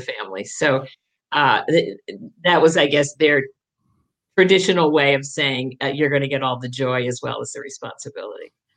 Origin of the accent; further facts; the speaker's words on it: Jericho, Vermont, United States; also born or lived in Burlington, Vermont / Jay Peak, Vermont; now in Fairfax, United States; Oh, I'm a Vermonter. I, I was born uh, in Burlington